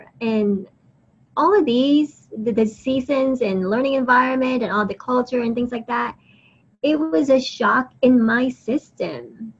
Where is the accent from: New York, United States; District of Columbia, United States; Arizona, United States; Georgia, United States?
Georgia, United States; Atlanta; also born or lived in Philippines; I was born in the Philippines and I lived there for a few years when I was very young before I moved to Atlanta to live permanently with my family, my parents and my brothers.